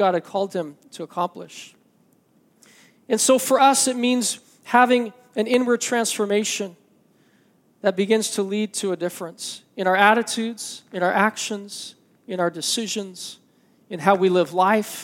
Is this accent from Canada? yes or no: yes; Canada; I'm Canadian